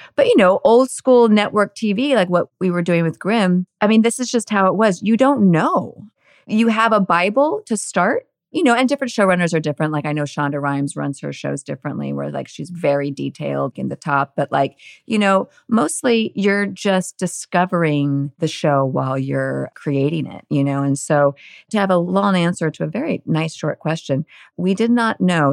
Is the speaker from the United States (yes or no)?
yes; Northern California, United States; I grew up in Northern California, like really just very suburban, lovely Northern California simplicity